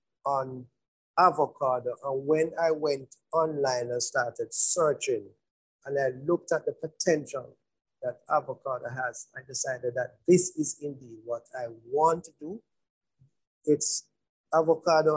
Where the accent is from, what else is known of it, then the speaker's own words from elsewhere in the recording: Mocho, Clarendon, Jamaica; my community Moko